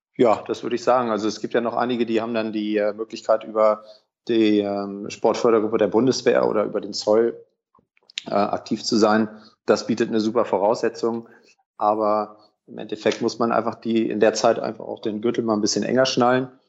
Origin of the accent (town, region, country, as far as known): Sauerland, North Rhine-Westphalia, Germany; moved away; also born or lived in Hamburg